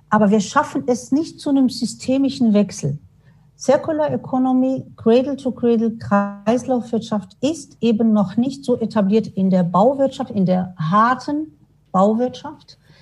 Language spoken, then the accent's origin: German; Morocco; now in Darmstadt, Germany; Ich komme ja ursprünglich aus Marokko